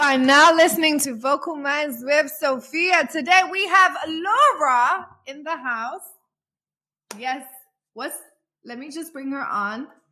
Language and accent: English; London, United Kingdom; I grew up in London